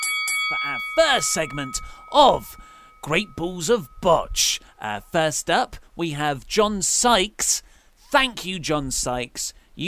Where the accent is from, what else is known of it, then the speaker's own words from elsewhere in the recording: Hextable, South East England, United Kingdom; also born or lived in Dartford; I'm from a village called Hextable, which is next to Swanley in Kent. I mean, it's only 20 minutes' drive from Dartford